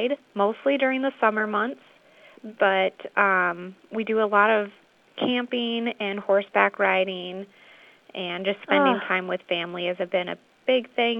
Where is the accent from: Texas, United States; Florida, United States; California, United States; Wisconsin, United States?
Wisconsin, United States; Ellsworth; also born or lived in Red Wing, Minnesota; I grew up in the Ellsworth area, went to high school there